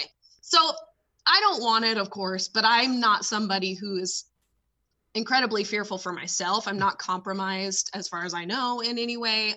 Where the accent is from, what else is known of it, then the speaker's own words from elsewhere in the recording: California, United States; moved away; growing up in California